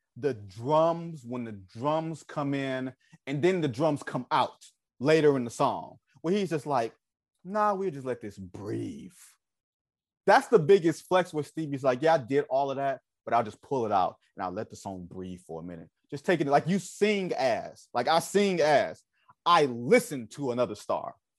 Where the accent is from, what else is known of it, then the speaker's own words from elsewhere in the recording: Detroit, Michigan, United States; I'm from Detroit